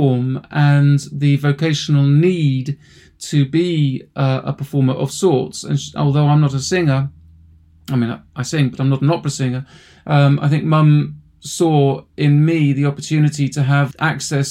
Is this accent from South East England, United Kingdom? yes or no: yes; Oxfordshire, South East England, United Kingdom; also born or lived in Woking, Surrey; I grew up in Oxfordshire after having been born in Woking and suburban Surrey. We then moved when I was about 10 or 11 to Oxfordshire, to the Cotswolds